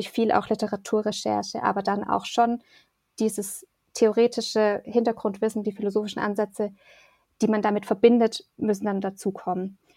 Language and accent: German; Erlangen, Bavaria, Germany; now in Bonn, Germany; Also ich komme jetzt aus Erlangen, da wurde das auch schon so gelebt und geprägt, aber in Bonn jetzt mit, mit der Gruppe ist es schon nochmal forcierter